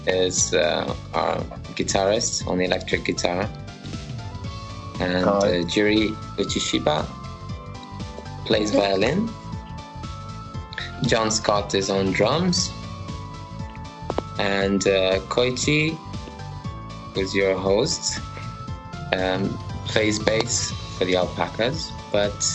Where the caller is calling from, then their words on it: Romania; English is a second language; Um, I'm joining in from Romania.